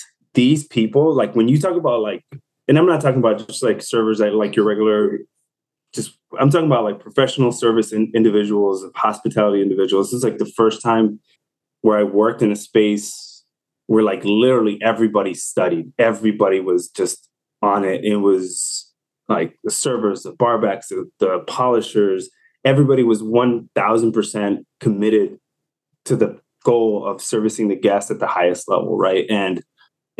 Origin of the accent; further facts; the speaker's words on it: Chicago, Illinois, United States; moved away; I'm originally from Chicago.